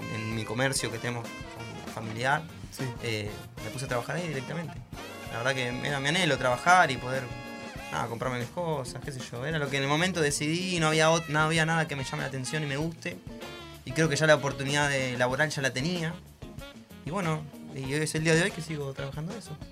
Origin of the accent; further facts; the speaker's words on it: Monte Grande, Buenos Aires Province, Argentina; yo soy de Montelande